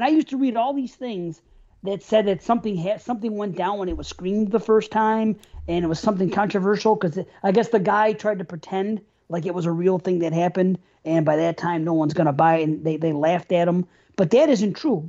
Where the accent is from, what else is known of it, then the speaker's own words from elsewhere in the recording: New York, United States; I'm from New York